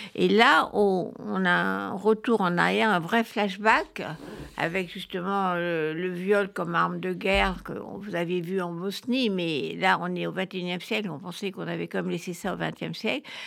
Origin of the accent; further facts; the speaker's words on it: France; chez nous en France